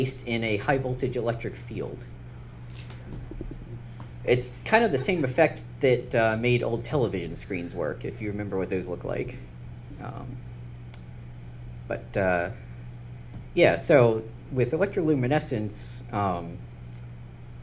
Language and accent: English; Maryland, United States; I grew up in Maryland